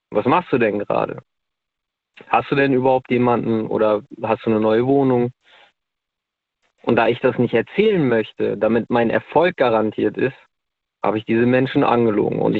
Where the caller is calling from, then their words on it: North Rhine-Westphalia, Germany; äh, ich komme aus